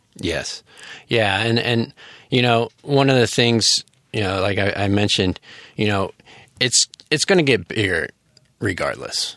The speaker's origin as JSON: {"language": "English", "country": "United States", "moved": "as an adult", "lives_now": "Taiwan", "said": "as an American, um, living in Taiwan"}